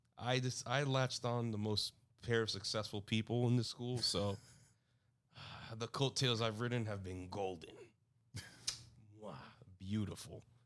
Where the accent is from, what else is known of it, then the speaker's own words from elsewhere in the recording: New York, United States; I'm a New Yorker